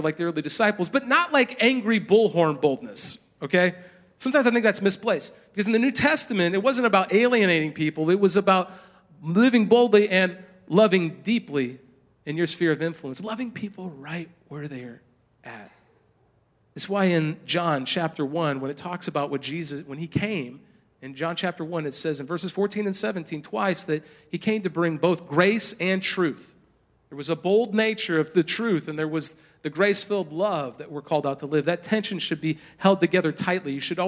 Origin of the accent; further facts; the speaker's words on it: a small town in Indiana, United States; moved away as an adult; also born or lived in Southern California; I had grown up in a small town in Indiana